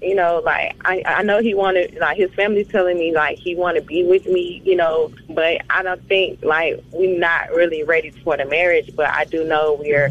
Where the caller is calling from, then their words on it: Atlanta, Georgia, United States; I'm calling from Atlanta.